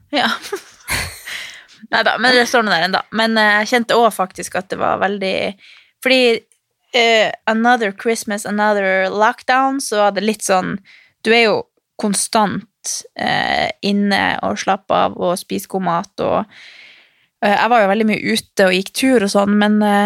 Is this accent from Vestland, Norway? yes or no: no; Harstad, Troms, Norway; moved away; hjemme i Harstad på jula